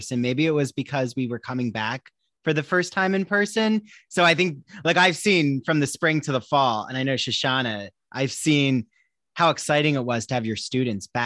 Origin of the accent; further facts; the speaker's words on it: Washington Township, New Jersey, United States; moved away; also born or lived in Long Island; I'm from New Jersey originally, from a town called Washington Township near Cherry Hill